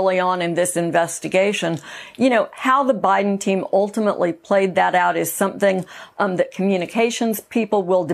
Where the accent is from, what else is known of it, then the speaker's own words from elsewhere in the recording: Monterey Park, California, United States; I grew up in Monterey Park